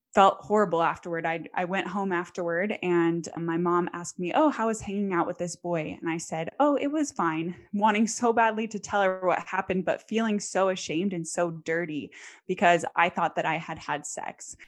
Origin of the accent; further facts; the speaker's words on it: American South, United States; also born or lived in Texas / Tennessee / Louisiana; I grew up primarily in the American South. So Texas, Tennessee, Louisiana, that's where I call home